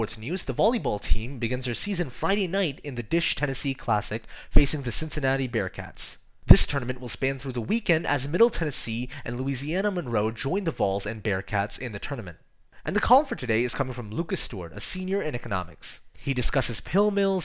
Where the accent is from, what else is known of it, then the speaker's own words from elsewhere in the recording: India; I am Indian, I speak Hindi